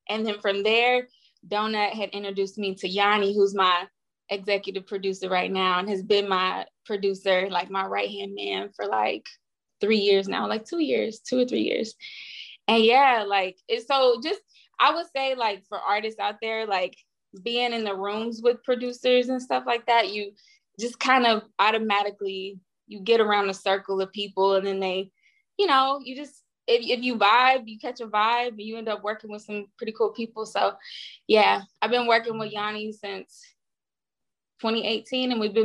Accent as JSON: {"language": "English", "country": "United States", "also_born_or_lived": "Nashville, Tennessee / Houston, Texas", "moved": "as an adult", "lives_now": "Los Angeles, United States", "said": "where I'm from Nashville and Houston. So like I rep both"}